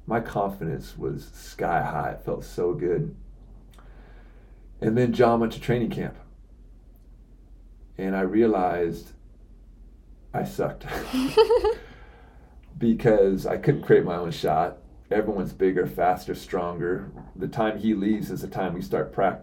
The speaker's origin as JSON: {"language": "English", "town": "Seattle", "region": "Washington", "country": "United States", "said": "I'm from Seattle"}